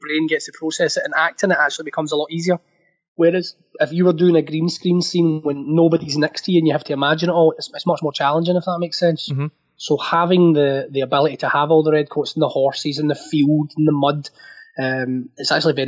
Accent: Scotland, United Kingdom; going to school, growing up in Scotland

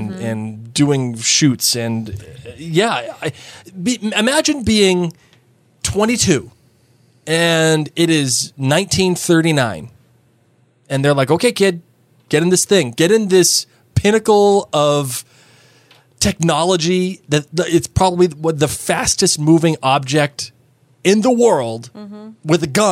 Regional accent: United States; as an American

